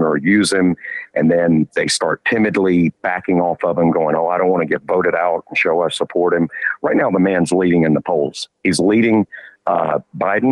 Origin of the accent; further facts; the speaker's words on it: Georgia, United States; I grew up in Georgia.